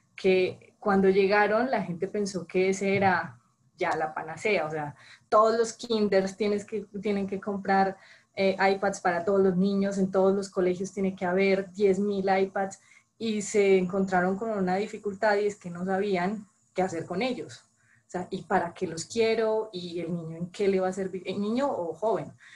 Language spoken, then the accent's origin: Spanish; Colombia; moved away as an adult; now in Mexico; supongo que por el acento supondrán que no soy mexicana, soy colombiana, llevo seis años viviendo en, México